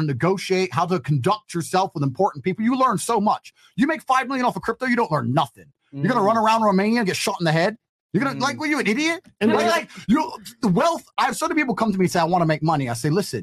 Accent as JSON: {"language": "English", "region": "England", "country": "United Kingdom", "said": "I'm from England"}